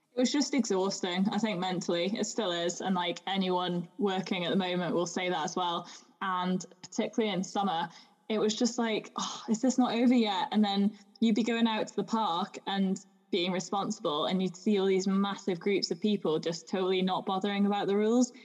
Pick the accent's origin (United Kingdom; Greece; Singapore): United Kingdom; Shropshire, West Midlands; accent: English; moved away; also born or lived in Sussex; I grew up in Shropshire, so it's like in the Midlands of England, uh, kind of in the countryside. But I was born in Sussex